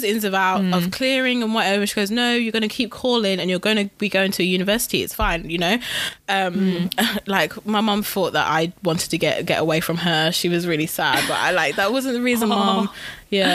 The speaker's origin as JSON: {"language": "English", "town": "Wolverhampton", "region": "West Midlands", "country": "United Kingdom", "said": "we're all from Wolves"}